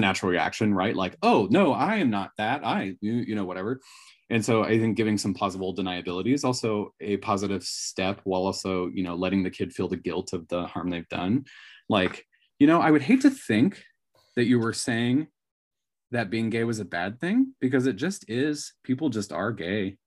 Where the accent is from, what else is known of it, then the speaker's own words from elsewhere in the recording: Northern California, United States; now in Washington, United States; I come from Northern California, so I think it was fairly gay friendly even, you know, at the time, um, that I was in school